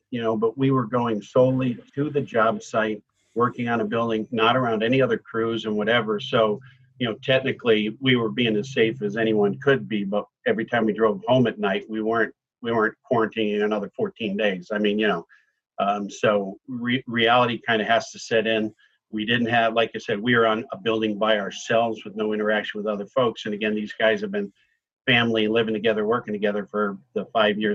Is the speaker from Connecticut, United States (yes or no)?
yes; Connecticut, United States; also born or lived in Florida; now in Massachusetts, United States; I grew up in Connecticut, but I'm almost embarrassed to say I lived in Florida and built there for 25 years.